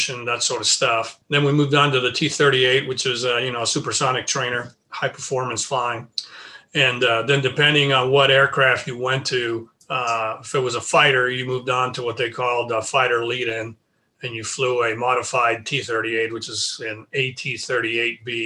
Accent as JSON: {"language": "English", "town": "Tracy", "region": "California", "country": "United States", "tie": "born or raised there", "said": "I grew up in the Central Valley of California, about 80 miles east of the San Francisco Bay Area, a small town, Tracy, California."}